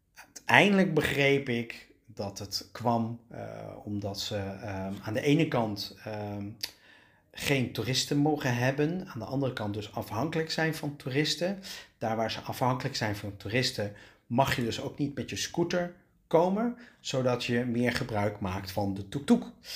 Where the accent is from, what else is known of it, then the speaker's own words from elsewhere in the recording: Netherlands; ik kom uit Nederland